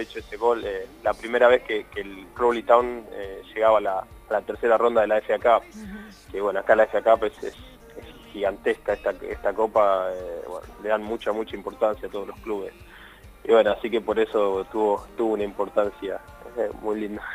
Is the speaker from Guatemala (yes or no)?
no; Argentina; moved away as an adult; now in England; Desde que estaba en Argentina